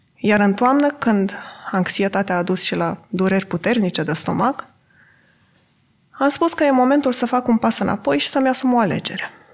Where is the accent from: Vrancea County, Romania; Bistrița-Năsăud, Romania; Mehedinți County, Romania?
Vrancea County, Romania; Adjud; M-am născut și am copilărit în Adjud, un oraș de 15.000 de locuitori din județul Vrancea.